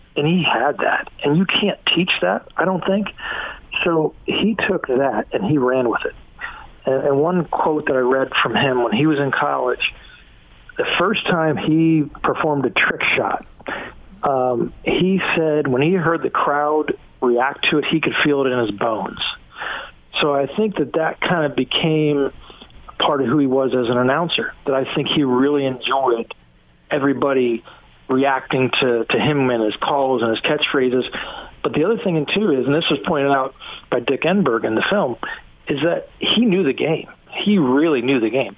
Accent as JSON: {"language": "English", "town": "Morgantown", "region": "West Virginia", "country": "United States", "tie": "born or raised there", "also_born_or_lived": "Salt Lake City, Utah", "said": "I'm from Morgantown"}